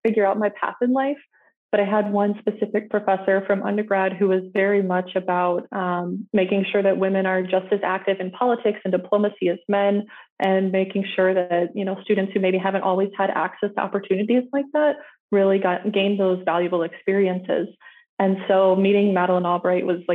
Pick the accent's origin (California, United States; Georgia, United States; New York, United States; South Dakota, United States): South Dakota, United States; Mitchell; moved away as an adult; also born or lived in Brookings, South Dakota / Sioux Falls, South Dakota; I'm originally from Mitchell, South Dakota, a town of about 15,000